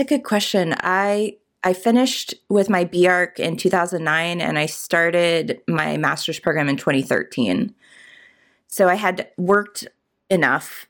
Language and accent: English; Richmond, Virginia, United States; I grew up in Richmond